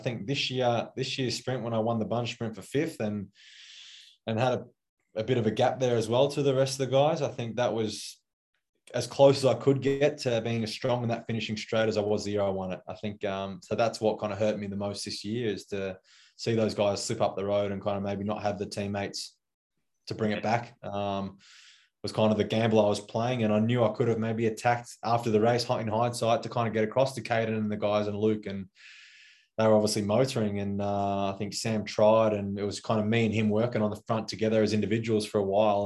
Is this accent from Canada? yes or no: no; Australia; as an Aussie sprinter